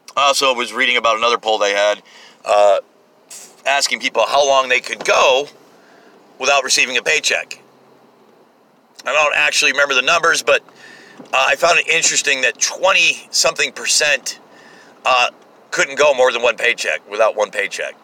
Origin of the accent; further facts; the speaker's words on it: United States; I kind of like being American